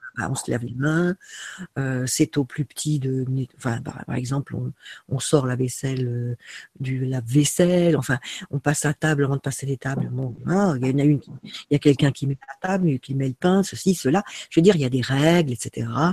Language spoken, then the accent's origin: French; France; Moi, en tant que Française